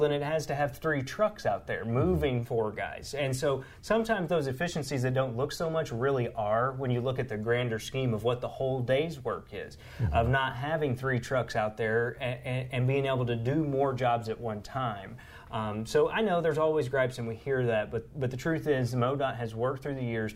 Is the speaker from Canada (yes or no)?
no; Southeast Missouri, United States; I grew up in Southeast Missouri